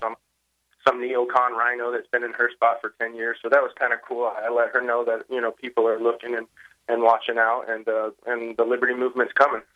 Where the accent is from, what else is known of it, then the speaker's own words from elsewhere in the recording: Dallas, Texas, United States; I'm from Dallas, Texas. I've been here my whole life